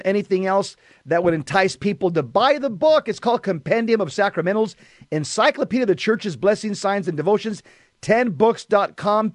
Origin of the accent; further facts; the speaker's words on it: Southern California, United States; growing up in Southern California, and I was a cop out here for many years